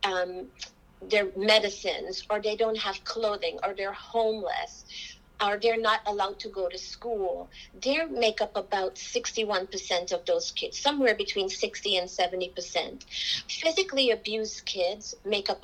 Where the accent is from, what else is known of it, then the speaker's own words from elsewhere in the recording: Georgetown, Demerara-Mahaica, Guyana; now in United States; I am from Georgetown, Guyana